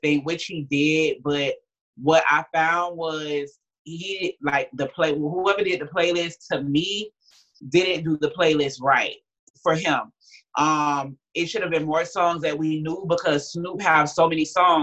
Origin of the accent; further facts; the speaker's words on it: Miami, Florida, United States; I'm from Miami